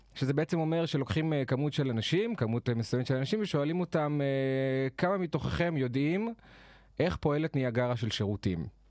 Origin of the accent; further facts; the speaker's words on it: Jerusalem, Jerusalem District, Israel; moved away as an adult; also born or lived in northern Israel; במקור אני מירושלים, חייתי שם כל השנים, עד לפני שנה וקצת